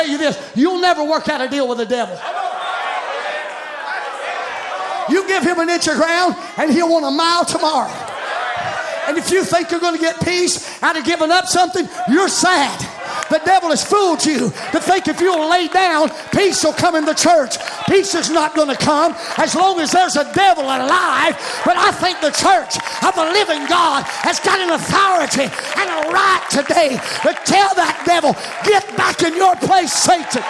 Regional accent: United States; I'm an American. I'm an American.

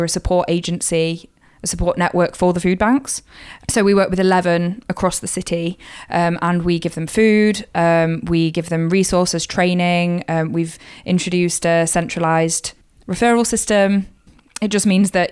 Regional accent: Kirkby in Ashfield, East Midlands, United Kingdom; moved away as an adult; now in Sunderland, United Kingdom; I'm originally from Kirkby in Ashfield, which is a small town just north of Nottingham. And I grew up there till I was 18.

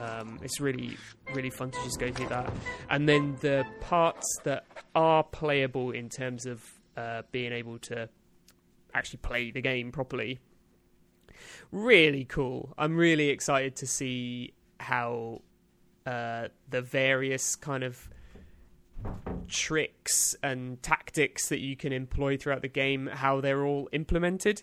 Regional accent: United Kingdom; as a British man

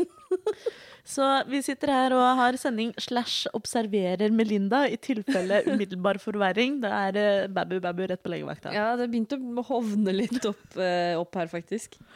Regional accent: Oslo, Norway; jeg bruker hen-pronomen, og jeg er født og oppvokst i Oslo.

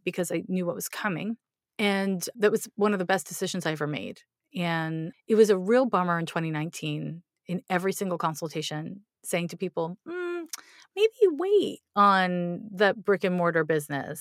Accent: Montreal, Quebec, Canada; now in United States; I grew up in Montreal

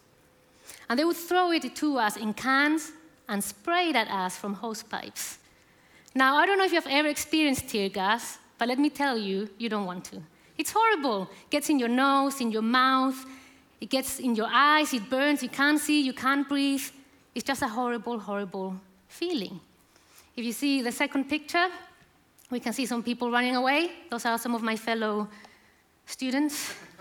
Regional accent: Chile; moved away as an adult; now in United Kingdom; I'm from Chile.

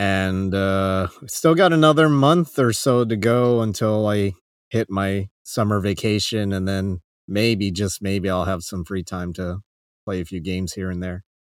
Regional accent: Arizona, United States; moved away as an adult; now in Japan; I'm from Arizona

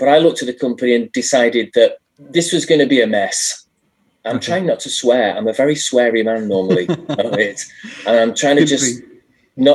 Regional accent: Blackpool, North West England, United Kingdom; moved away; also born or lived in London; I grew up in Blackpool, which is a sort of tired but rather lovely seaside town in the north of England. In the northwest of England

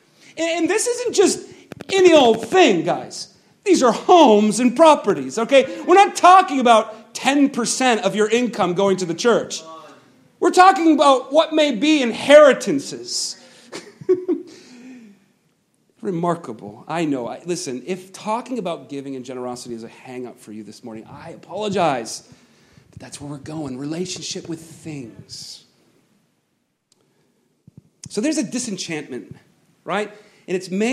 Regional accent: United States; I'm an American. I'm an American

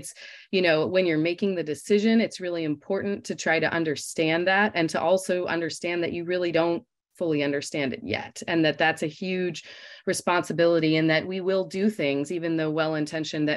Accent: Los Angeles, California, United States; moved away as an adult; now in Michigan, United States; I'm from Los Angeles, California

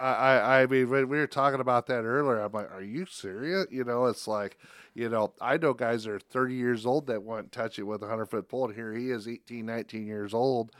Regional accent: Spencer, Iowa, United States; now in Council Bluffs, United States; I'm not originally from here. I'm from Northwest Iowa, from Spencer

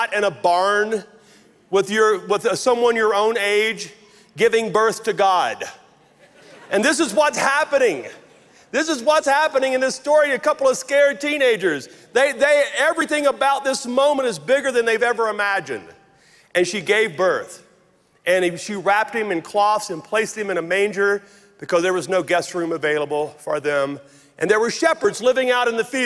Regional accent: Logansport, Louisiana, United States; moved away; you may know this from my accent, but I grew up in very rural North Louisiana. 5 miles off the Marshall Highway outside of Logansport, Louisiana, is where I was born and raised

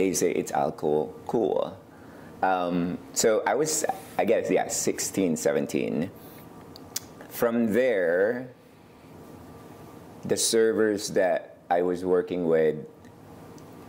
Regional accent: Ilocos Norte, Ilocos Region, Philippines; also born or lived in Manila, Philippines / Portland, Oregon; now in McMinnville, United States; I was born in Manila in a little town called Camya City, but grew up in the province of Ilocos Norte North

